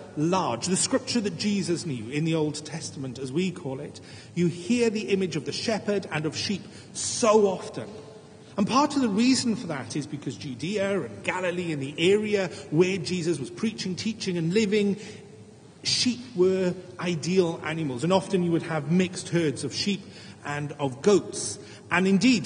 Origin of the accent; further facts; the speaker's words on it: Wales, United Kingdom; as a Welshman